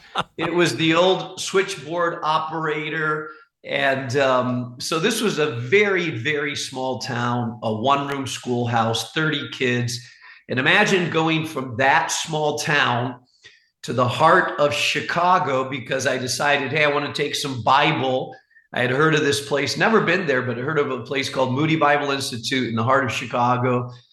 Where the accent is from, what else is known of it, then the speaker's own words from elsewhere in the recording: Spain; also born or lived in Costa Rica / Chile; my parents were missionaries, and so they left this country when I was about 6 months old. Mm. So I grew up in Costa Rica, Chile, and primarily in Spain. My parents went there when I was 6 years old.